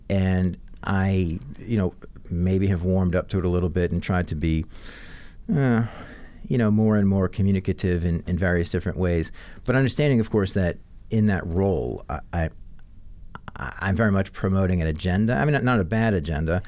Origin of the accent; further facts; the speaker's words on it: New Orleans, Louisiana, United States; I'm growing up in New Orleans